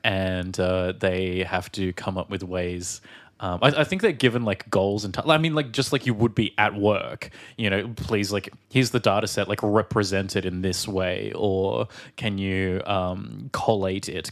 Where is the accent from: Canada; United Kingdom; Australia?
Australia